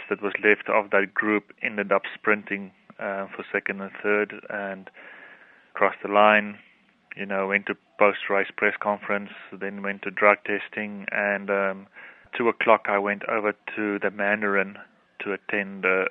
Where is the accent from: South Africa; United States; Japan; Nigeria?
South Africa; I'm from South Africa